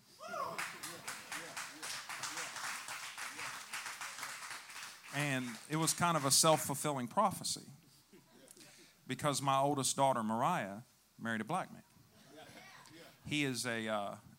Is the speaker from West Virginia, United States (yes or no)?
yes; West Virginia, United States; also born or lived in Chicago, Illinois; So I went from downtown Chicago to the sticks of West Virginia